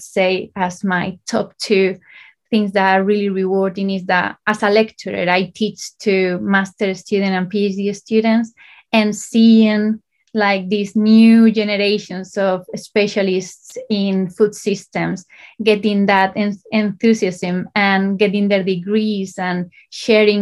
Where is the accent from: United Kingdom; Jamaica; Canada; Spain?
Spain; moved away as an adult; also born or lived in Valencia, Spain; I started in Spain. I'm from Spain, so I did my A-levels in Spain